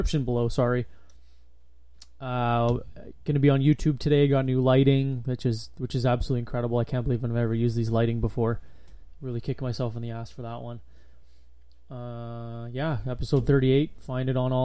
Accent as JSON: {"language": "English", "town": "Thunder Bay", "region": "Ontario", "country": "Canada", "tie": "born or raised there", "moved": "yes", "said": "I was born in Thunder Bay, which is just in Ontario"}